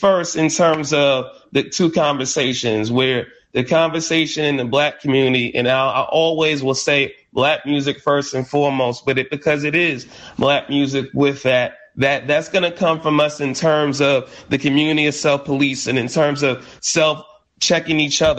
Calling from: Brooklyn, New York, United States; Right here in Brooklyn, New York, in Bed-Stuy.

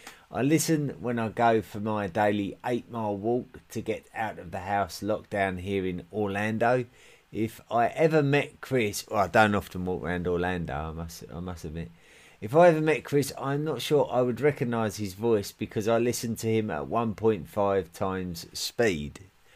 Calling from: Switzerland; I'm listening in from Switzerland.

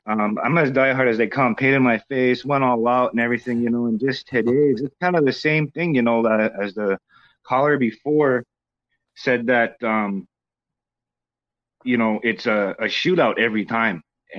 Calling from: Mandan, North Dakota, United States; Calling from Mandan, North Dakota. Bismarck, North Dakota area.

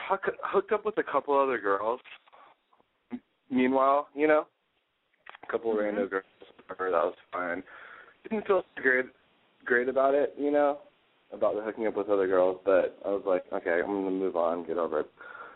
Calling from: Las Vegas, Nevada, United States; I am calling from Las Vegas, and I live in Los Angeles.

